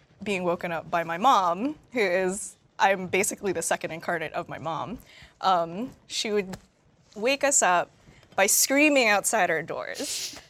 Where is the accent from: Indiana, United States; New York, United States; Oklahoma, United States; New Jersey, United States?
New Jersey, United States; moved away; every time I go home to New Jersey